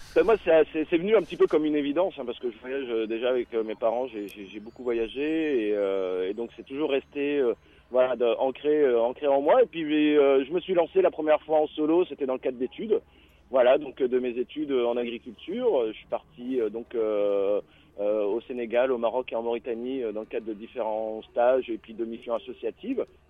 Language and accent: French; France; quand on est français